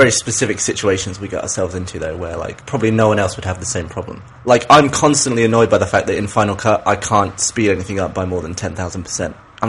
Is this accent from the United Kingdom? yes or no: yes; England, United Kingdom; So I'm English.